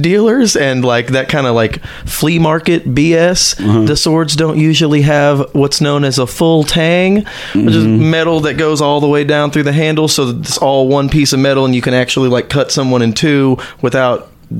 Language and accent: English; San Antonio, Texas, United States; I'm from San Antonio.